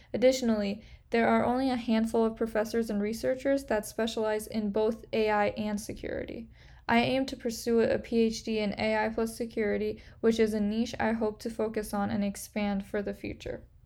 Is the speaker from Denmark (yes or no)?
no; Kerman, Kerman Province, Iran; also born or lived in Portland, Oregon, United States; I was born in Portland, Oregon, but moved to Iran when I was six months old